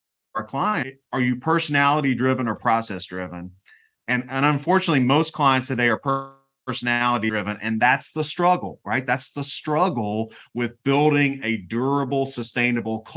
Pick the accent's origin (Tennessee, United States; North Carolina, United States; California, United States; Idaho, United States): North Carolina, United States; I grew up in North Carolina, and I actually went to school here